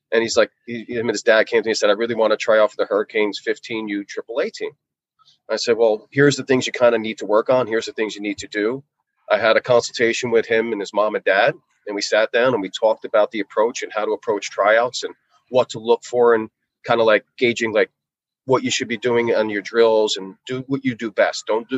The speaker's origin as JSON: {"language": "English", "region": "Northeast", "country": "United States", "said": "obviously I'm from the Northeast, so I'm familiar with the Rangers, the Flyers, the Devils."}